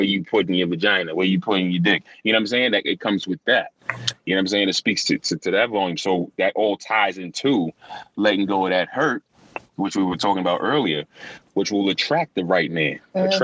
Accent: New York, United States; where I'm from in New York, we're like, everybody self-soothes

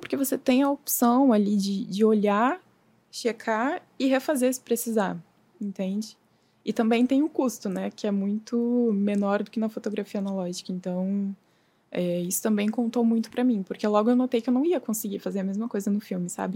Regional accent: Novo Hamburgo, Rio Grande do Sul, Brazil; moved away as an adult; now in Rio de Janeiro, Brazil; eu sou gaúcha, eu nasci em Novo Hamburgo

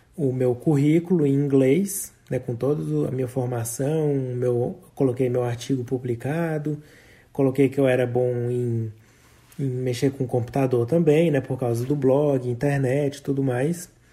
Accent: Brazil; moved away as an adult; sou do Brasil

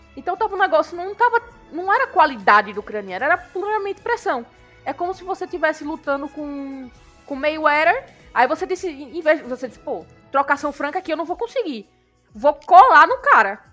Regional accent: Brazil

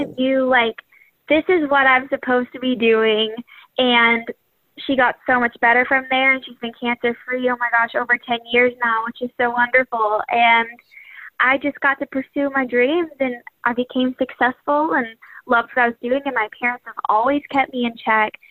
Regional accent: Birmingham, Alabama, United States; I was raised in Birmingham, Alabama

